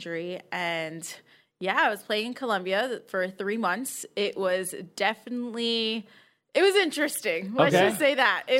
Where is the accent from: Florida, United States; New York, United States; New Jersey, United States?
New York, United States; Queens; I am from Queens.